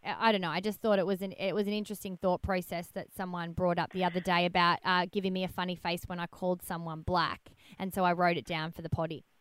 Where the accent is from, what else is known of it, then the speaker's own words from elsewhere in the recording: Melbourne, Victoria, Australia; I'm from Melbourne